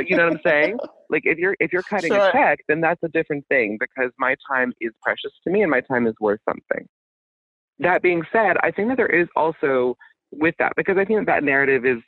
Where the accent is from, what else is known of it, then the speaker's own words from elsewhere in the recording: Birmingham, Alabama, United States; moved away; my hometown of Birmingham, Alabama